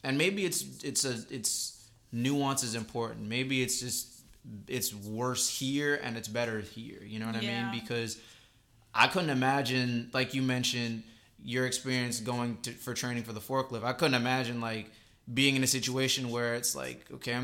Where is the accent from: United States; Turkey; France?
United States; Northern Virginia; growing up in Northern Virginia